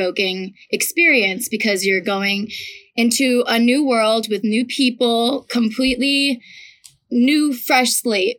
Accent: Ridgefield, Connecticut, United States; I am from Ridgefield, Connecticut.

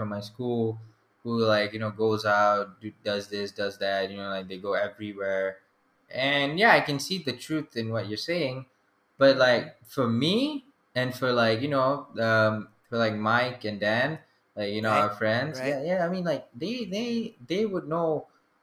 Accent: Selayang, Selangor, Malaysia; I'm from Selayang

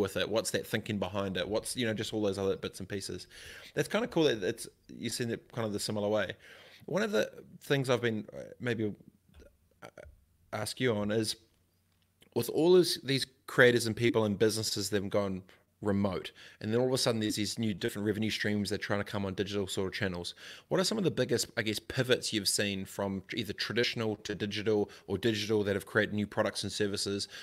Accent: Christchurch, Canterbury, New Zealand; I grew up in Christchurch

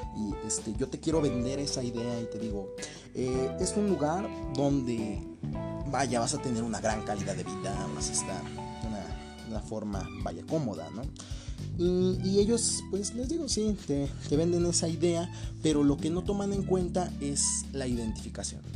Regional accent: Capulhuac, State of Mexico, Mexico; aquí en Capuluarca Aquí, pues no sé si alguno de los de aquí, de mi pueblito, me llegue a escuchar

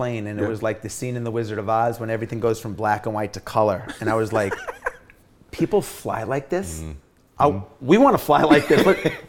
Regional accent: New York City, New York, United States; When I was growing up, I grew up in New York City or in Long Island in the 80s when breakdancing and rap and all this stuff was happening.

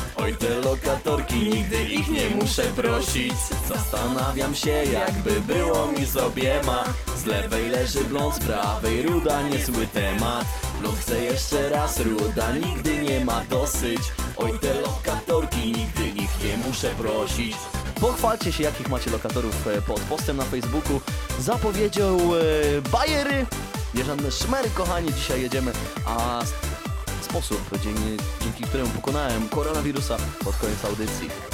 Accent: near Chojnice, Pomeranian Voivodeship, Poland; też mieszkaniec Chojnic, gdzie, e, skąd blisko ja pochodzę

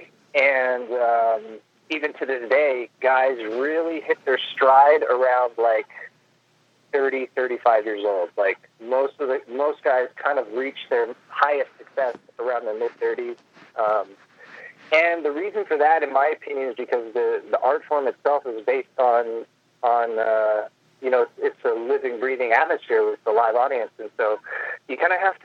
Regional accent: Los Angeles, California, United States; I grew up in Los Angeles

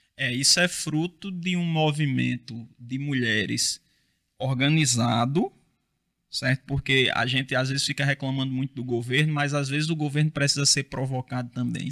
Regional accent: Rio Tinto, Paraíba, Brazil; lá na minha cidade, lá em Rio Tinto

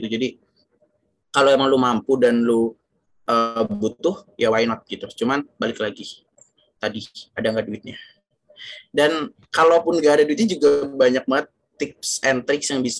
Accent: Yogyakarta, Special Region of Yogyakarta, Indonesia; now in Jakarta, Indonesia; gue pernah berbulan-bulan gitu di gue bawa ke kampung gue di Jogja di sana tempatnya lembab

